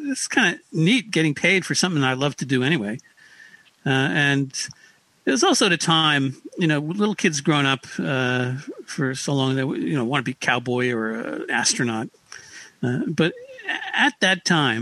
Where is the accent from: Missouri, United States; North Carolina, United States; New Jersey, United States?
New Jersey, United States; Paramus; I grew up in Paramus, New Jersey, deep in the bosom of suburbia